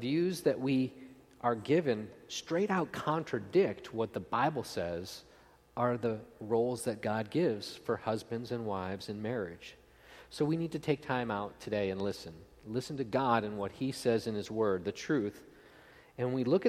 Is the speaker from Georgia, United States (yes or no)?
no; outside of Buffalo, Western New York, United States; I grew up in Western New York, outside of Buffalo